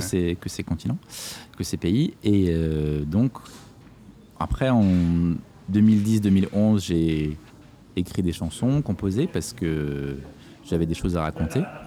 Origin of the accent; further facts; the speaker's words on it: Corsica, France; je suis né en Corse et que j'aime beaucoup cet endroit